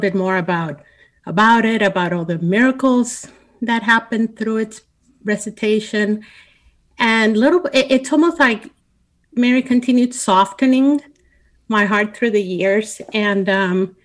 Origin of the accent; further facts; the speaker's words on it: Puerto Rico; I grew up in Puerto Rico, in a Catholic